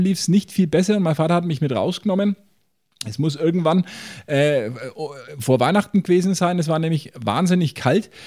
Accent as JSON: {"language": "German", "area": "Franconia", "region": "Bavaria", "country": "Germany", "said": "bei uns in Franken"}